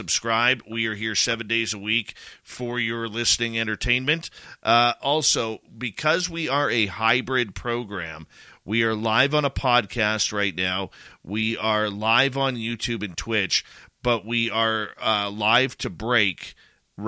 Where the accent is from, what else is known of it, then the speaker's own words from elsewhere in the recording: Canada; as a Canadian